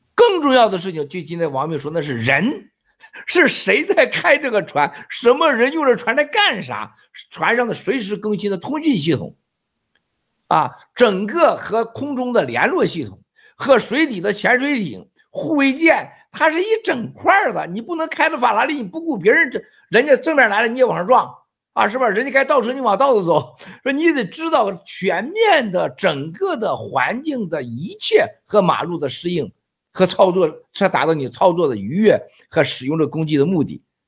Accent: Shandong, China; 咱老山东老家有多少军人

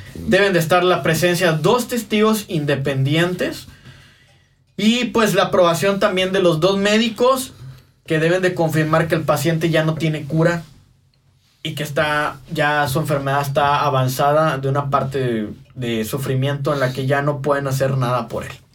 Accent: Mexico; así somos los mexicanos

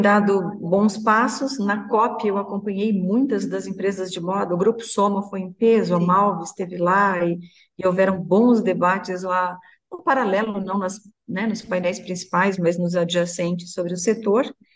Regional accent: Santa Catarina, Brazil; Fico muito orgulhosa de ser de Santa Catarina

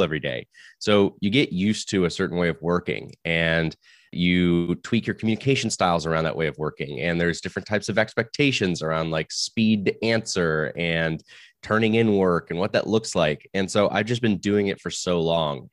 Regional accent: Florida, United States; now in Silicon Valley, United States; I may live in the world of the valley, but I'm actually from Florida

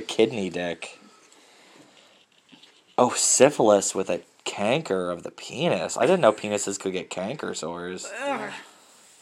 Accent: Boston, Massachusetts, United States; I'm from Boston.

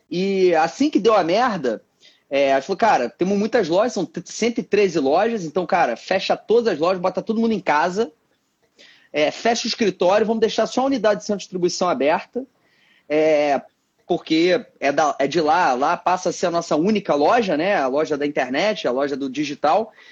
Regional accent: Rio de Janeiro, Brazil; é, é um moleque nascido e criado aqui no Rio

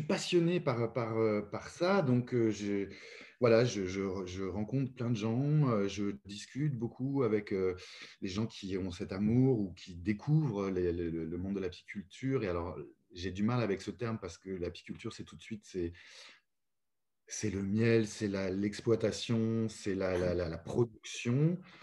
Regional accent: Paris, Île-de-France, France; moved away as an adult; now in Lyon, France; J'ai habité pendant plus de 42 ans à Paris. Et j'en étais très content. Je suis né euh, là-bas, j'ai grandi là-bas

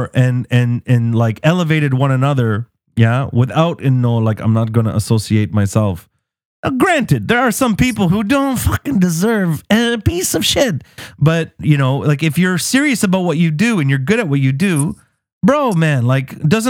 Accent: Canada; as a Canadian

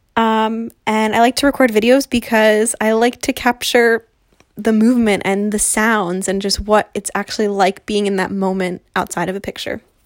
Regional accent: New Jersey, United States; I'm twenty-five and I'm from New Jersey.

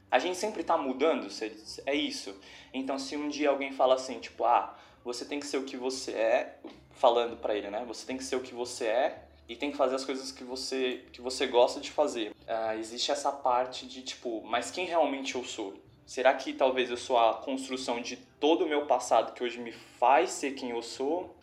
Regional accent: São Paulo, Brazil; eu sou já de São Paulo

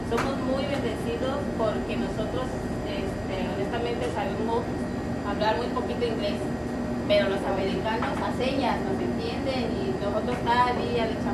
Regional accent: Nayarit, Mexico; moved away as an adult; now in United States; soy de Nayarit, los dos somos de México, nos venimos, empezamos desde abajo

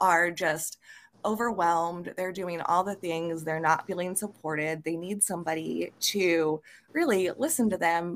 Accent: Carlisle, Iowa, United States; I grew up in a little town called Carlisle, Iowa.

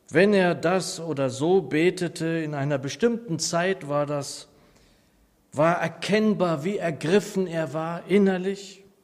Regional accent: Nordheim, Germany; now in Aschaffenburg, Germany; ich liebe die Gemeinde Nordheim, meine Heimatgemeinde.

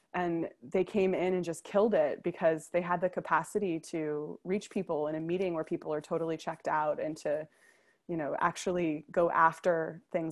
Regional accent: United States; moved away as an adult; also born or lived in New York City; now in Copenhagen, Denmark; as an American

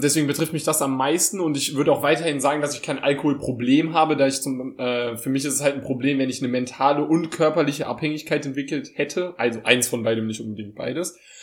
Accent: Saarbrücken, Saarland, Germany; ich komme aus Saarbrücken, das ist ja eine Stadt.

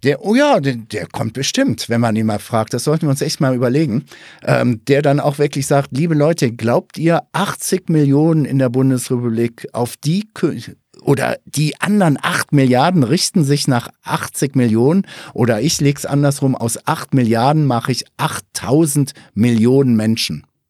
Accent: Ruhr area, North Rhine-Westphalia, Germany; moved away; komme ich ja auch ursprünglich aus dem Ruhrgebiet

